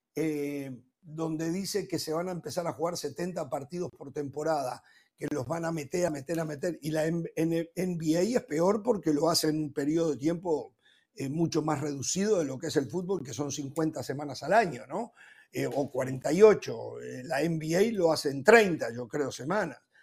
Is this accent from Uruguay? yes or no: yes; Uruguay; como uruguayo